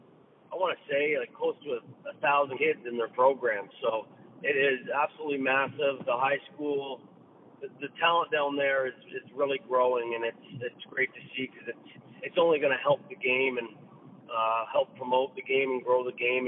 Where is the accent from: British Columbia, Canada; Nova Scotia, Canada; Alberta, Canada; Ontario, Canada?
Ontario, Canada; Bowmanville; also born or lived in Scarborough, Ontario; Bowmanville, Ontario. I was born in Scarborough, and then I moved to Bowmanville when I was around 4 years old